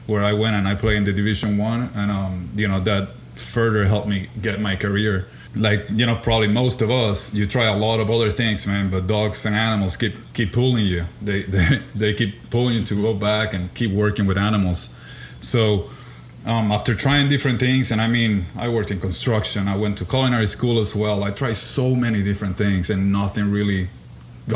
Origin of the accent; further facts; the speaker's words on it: Puerto Rico; moved away; So I was born and raised in Puerto Rico.